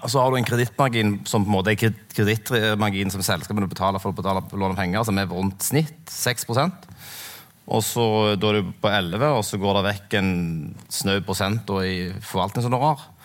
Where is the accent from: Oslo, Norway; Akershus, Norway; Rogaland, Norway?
Rogaland, Norway; Sandnes; also born or lived in Kverneland; jeg vokste opp på Sandnes, og så flytta jeg til Kverneland.